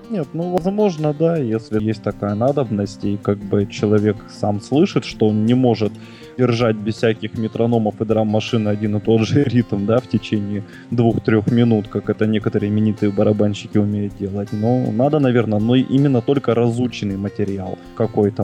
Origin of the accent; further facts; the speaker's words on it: Krasnoyarsk, Krasnoyarsk Krai, Russia; Я из Красноярска, нахожусь под Красноярском